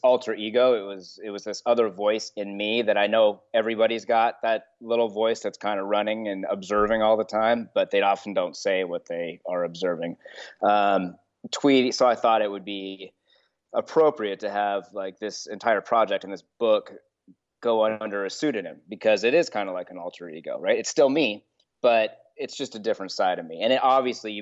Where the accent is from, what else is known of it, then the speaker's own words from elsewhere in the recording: Long Beach, California, United States; I grew up on Park Avenue in Long Beach, California